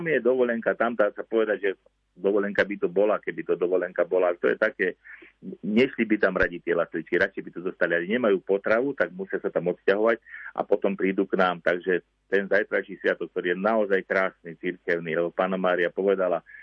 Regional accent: Liptovské Revúce, Žilina Region, Slovakia

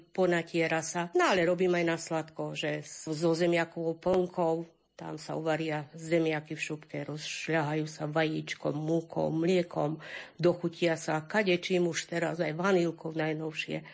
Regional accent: Hrušov, Banská Bystrica Region, Slovakia; som z Rušova a bývam na Hrušovských lazoch na Lúčky.

